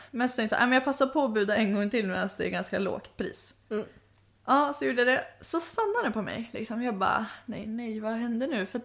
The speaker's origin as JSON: {"language": "Swedish", "country": "Sweden", "said": "hur visste du att jag var svensk? Alltså jag ville bara ta typ strypgrepp på honom bara, hur visste du att jag var svensk?"}